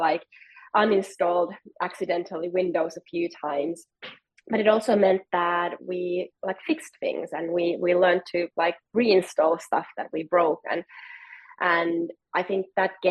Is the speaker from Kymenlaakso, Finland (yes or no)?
no; Helsinki, Uusimaa, Finland; I'm from Helsinki, Finland, and Nokia used to be like our biggest sort of national company